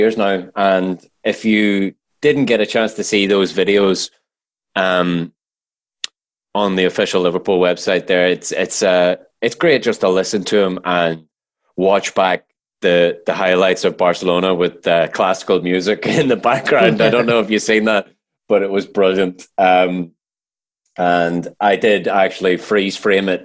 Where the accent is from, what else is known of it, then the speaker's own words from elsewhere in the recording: Ireland; I'm Irish